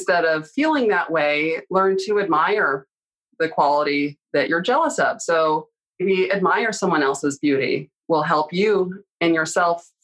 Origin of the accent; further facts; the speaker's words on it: Canada; moved away; growing up in Canada